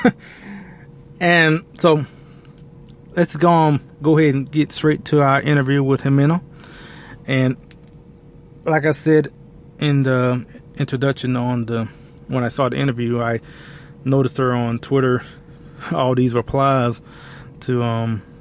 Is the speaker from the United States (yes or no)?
no; Colombia; so I guess growing up, it wasn't foreign, I guess, in a way of of being conservative growing up in Colombia as opposed to in other communities, especially in minority communities.